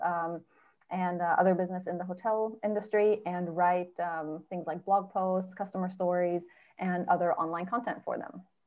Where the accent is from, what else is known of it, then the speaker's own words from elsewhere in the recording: Germany; I lived my whole life growing up in Germany.